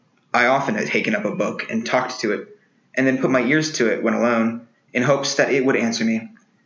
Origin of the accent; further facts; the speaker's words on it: Texas, United States; I'm 18, and I'm from Texas.